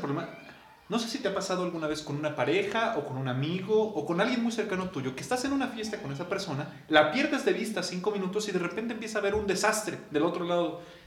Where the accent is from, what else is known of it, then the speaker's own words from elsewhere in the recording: Mexico; como mexicano